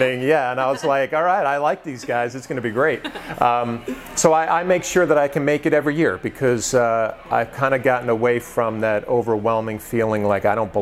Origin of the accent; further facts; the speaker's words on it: West Nyack, New York, United States; I grew up in West Nyack, New York